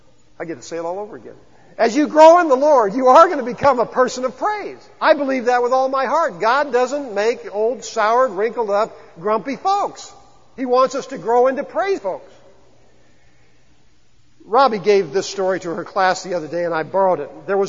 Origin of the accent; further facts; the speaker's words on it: the Ozarks, United States; we're from the Ozarks